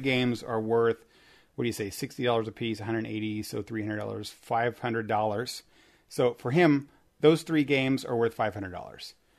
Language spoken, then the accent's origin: English; Indiana, United States; I'm from Indiana